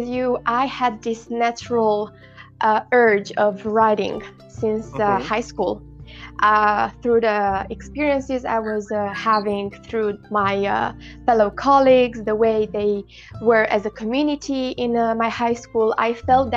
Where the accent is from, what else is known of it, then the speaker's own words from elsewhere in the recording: Galați, Galați County, Romania; I come from Romania, Galați